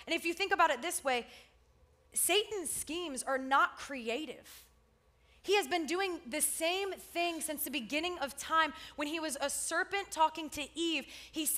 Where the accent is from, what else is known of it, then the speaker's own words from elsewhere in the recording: South Florida, United States; I grew up in South Florida